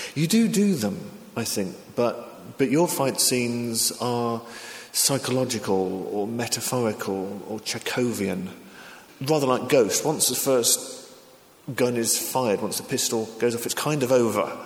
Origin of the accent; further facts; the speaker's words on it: England, United Kingdom; also born or lived in Japan; I'm English